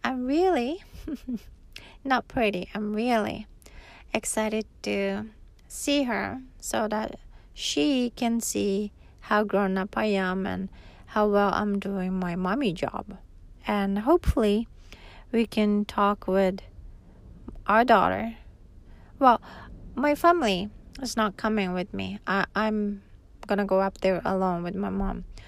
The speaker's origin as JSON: {"language": "English", "region": "Hokkaido", "country": "Japan", "tie": "born or raised there", "also_born_or_lived": "Tokyo, Japan", "moved": "yes", "lives_now": "Okinawa, Japan", "said": "I was raised in Hokkaido, and that's where my grandma still lives."}